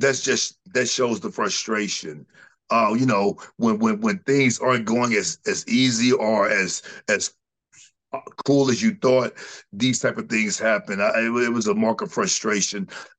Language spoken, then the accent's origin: English; United States; we're American, man.